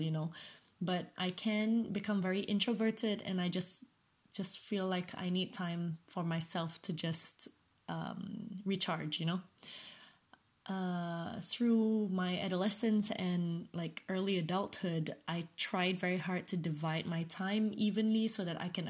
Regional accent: Malaysia; moved away as an adult; now in United Kingdom; growing up in Malaysia

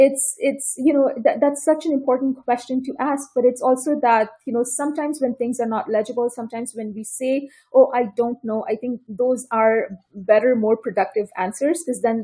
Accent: Toronto, Ontario, Canada; now in San Diego, United States; And I come from Toronto. That's where I did my PhD

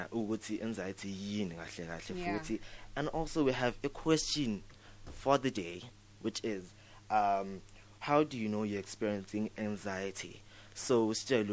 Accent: South Africa; being a South African.

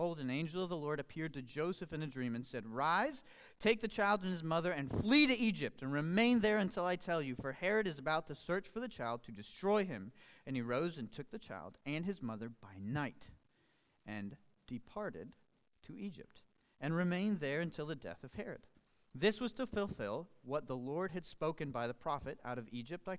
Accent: Colombia; I am from Colombia. Many of you know, I was actually born and raised in Colombia as well.

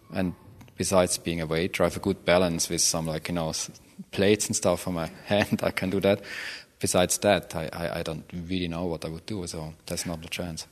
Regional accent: Switzerland; moved away; growing up in Switzerland for sure, country club of the planet

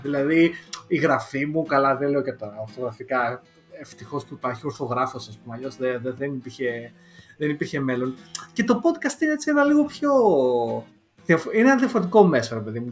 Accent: Lamia, Central Greece, Greece; first language Greek; moved away as an adult; now in United Kingdom; εγώ έχω προφορά και στα ελληνικά, γιατί η καταγωγή μου είναι από τη Λαμία

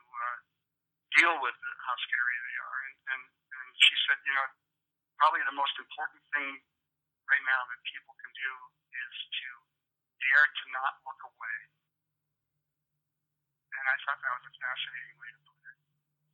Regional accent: Northeast, United States; winter skiing is just part of the life I grew up with in the Northeast.

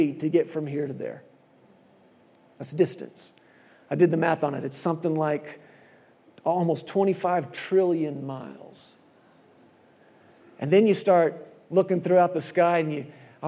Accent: Texas, United States; moved away as an adult; I grew up in Texas and not out in the country or anything. We were there in the city, suburbs

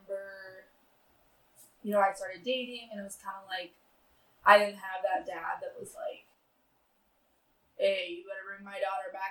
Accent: Soldotna, Alaska, United States; also born or lived in Sterling, Alaska; I'm from Soldana. I'm born and raised at the hospital

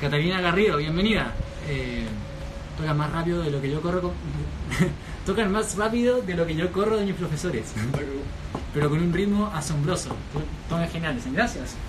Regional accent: Chile; somos chilenos

